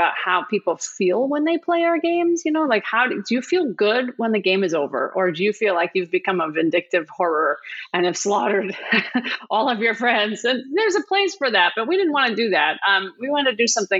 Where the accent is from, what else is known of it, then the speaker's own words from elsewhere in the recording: Wisconsin, United States; I'm from Wisconsin